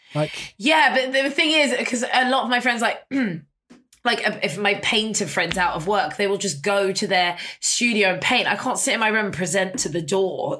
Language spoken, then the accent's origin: English; London, United Kingdom; I grew up on Portobello Road